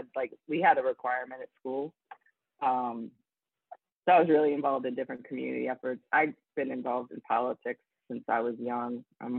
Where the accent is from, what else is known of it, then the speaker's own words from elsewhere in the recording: Johnstown, Pennsylvania, United States; I grew up about an hour and a half from Pittsburgh in Johnstown. It was a steel town